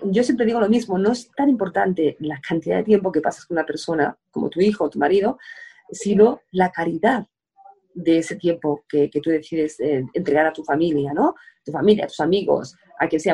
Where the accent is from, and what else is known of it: Spain